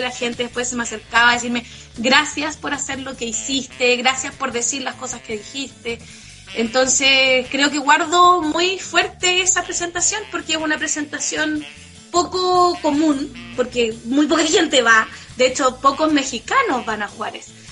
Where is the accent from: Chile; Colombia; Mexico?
Chile; yo como representante chilena